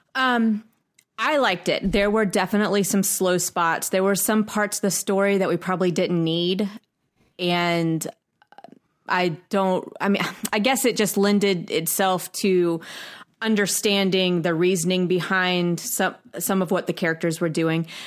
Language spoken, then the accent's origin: English; United States; We're from United States